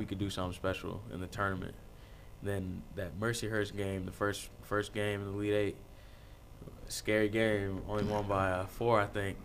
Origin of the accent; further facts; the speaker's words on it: Manhattan, Kansas, United States; I'm from Manhattan, so Kansas State's there